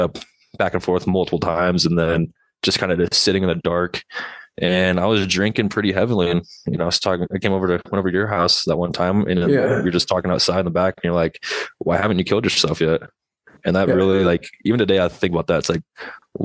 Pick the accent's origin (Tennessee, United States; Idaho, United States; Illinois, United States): Idaho, United States; Boise; I was born in Boise, Idaho